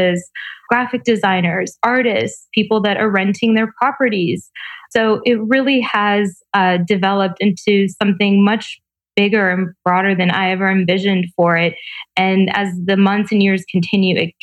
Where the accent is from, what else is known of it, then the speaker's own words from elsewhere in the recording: Atlanta, Georgia, United States; also born or lived in Tbilisi, Georgia / Mar Vista, Los Angeles; now in Los Angeles, United States; I was born in Tbilisi, Georgia, former Soviet Union, grew up in Atlanta, Georgia